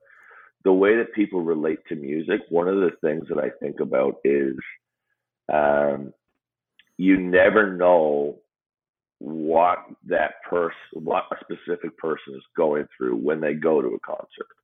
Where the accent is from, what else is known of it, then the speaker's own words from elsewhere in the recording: Newfoundland and Labrador, Canada; I grew up in Newfoundland.